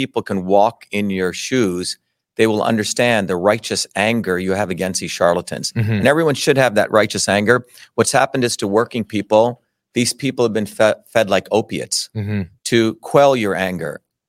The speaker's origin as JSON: {"language": "English", "country": "India", "tie": "born there", "said": "I was born in India."}